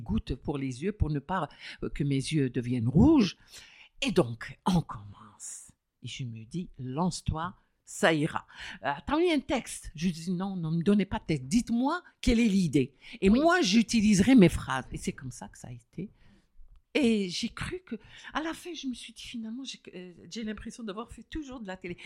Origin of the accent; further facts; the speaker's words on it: Algeria; je suis Algérien